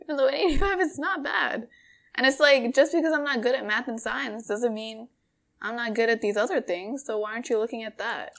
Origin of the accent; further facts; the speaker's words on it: Bangladesh; moved away; Bangladesh, 'cause that's where I'm from.